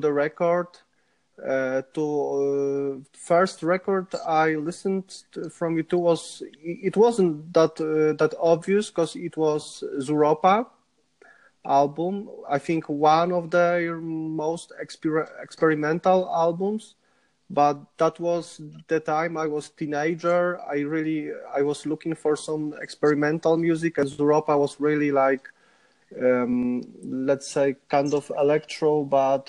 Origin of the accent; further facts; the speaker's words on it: Łódź, Łódź Voivodeship, Poland; English is a second language; moved away as an adult; also born or lived in Dublin, Ireland; now in Warsaw, Poland; my hometown is Łódź, just next to Warsaw